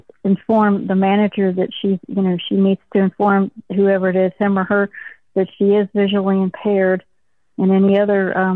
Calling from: Little Rock, Arkansas, United States; Little Rock, Arkansas.

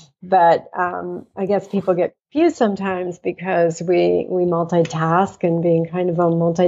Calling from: Atlanta, Georgia, United States; I'm in Atlanta. So we're not that far away, but in different time zones.

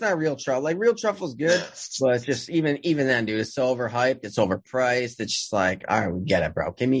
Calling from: New Haven, Connecticut, United States; I'm in Connecticut, New Haven, you know, Frank Pepe, Sally's.

